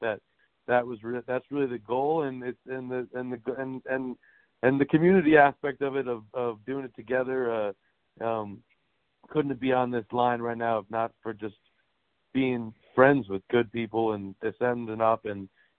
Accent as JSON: {"language": "English", "town": "New York City", "region": "New York", "country": "United States", "said": "I'm from New York City."}